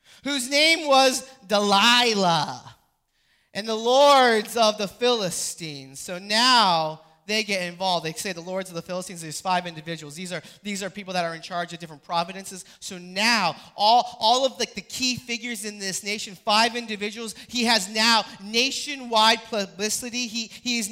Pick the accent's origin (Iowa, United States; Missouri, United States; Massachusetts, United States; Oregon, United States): Massachusetts, United States; Boston; I am from Boston